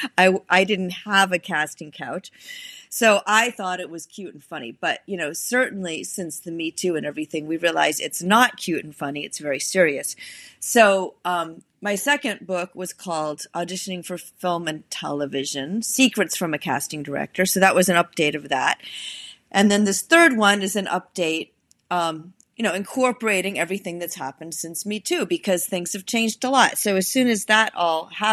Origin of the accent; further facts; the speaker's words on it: New England, United States; moved away; also born or lived in Chicago; I'm from New England originally.